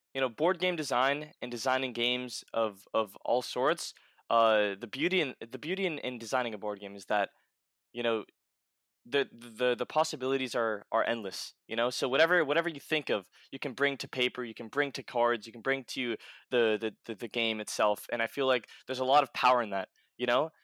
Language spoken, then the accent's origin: English; New York City, New York, United States; I grew up in New York City